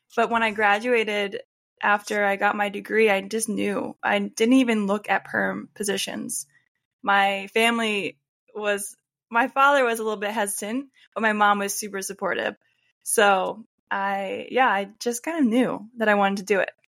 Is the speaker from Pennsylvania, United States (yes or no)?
yes; Warminster, Pennsylvania, United States; moved away as an adult; So I grew up in Pennsylvania, a town called Warminster. It's in Bucks County.